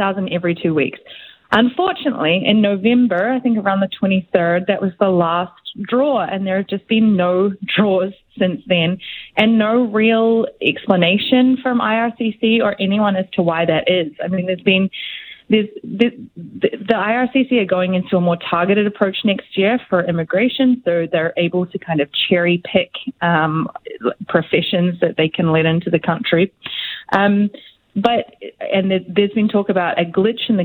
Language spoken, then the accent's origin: English; New Zealand; moved away as an adult; now in Canada; I'm from New Zealand